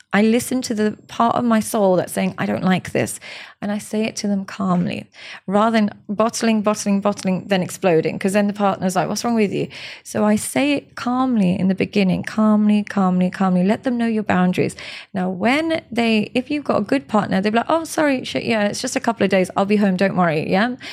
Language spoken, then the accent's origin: English; Pakistan; I'm Pakistani